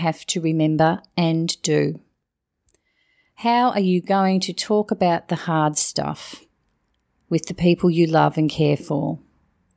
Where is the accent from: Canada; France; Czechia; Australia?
Australia; Geelong, Victoria; work part-time in one of the oncology wards in my hometown of Geelong